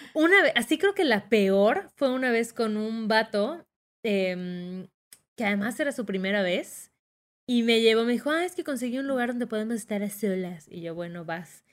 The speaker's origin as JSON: {"language": "Spanish", "region": "Yucatán", "country": "Mexico", "accent": "Yucatecan", "said": "salió mi acento más yucateco que nunca"}